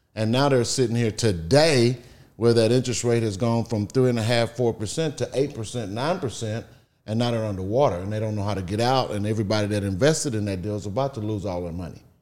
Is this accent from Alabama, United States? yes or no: no; Beaumont, Texas, United States; I grew up in Beaumont, Texas